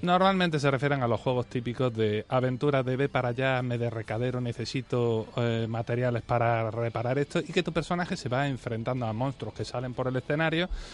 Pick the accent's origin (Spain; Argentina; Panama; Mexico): Spain; soy muy español